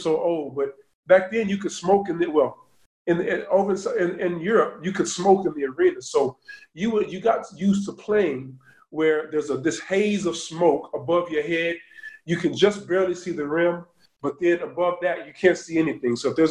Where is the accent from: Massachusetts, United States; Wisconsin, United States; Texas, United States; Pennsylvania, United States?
Texas, United States; Dallas; moved away as an adult; also born or lived in Argentina / Scotland; I'm from Dallas. I'm a city boy. I've always been there